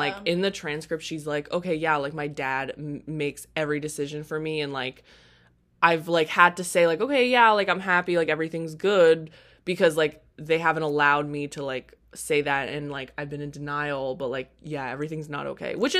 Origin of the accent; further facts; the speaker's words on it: South Florida, United States; I grew up in, like, South Florida